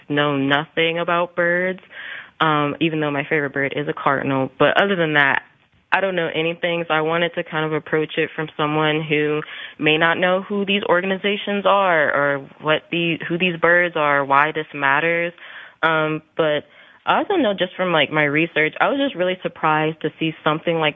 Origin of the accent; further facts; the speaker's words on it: Columbus, Ohio, United States; moved away; in my own hometown, because I'm from Columbus, Ohio